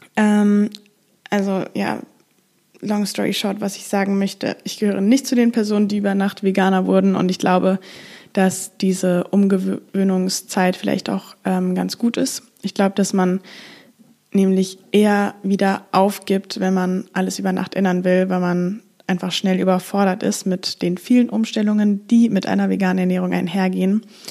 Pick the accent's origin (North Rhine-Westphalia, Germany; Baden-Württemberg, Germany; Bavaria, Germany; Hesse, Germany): Hesse, Germany; Frankfurt; now in Amsterdam, Netherlands; Ich komme ursprünglich aus Frankfurt, lebe aber gerade in Amsterdam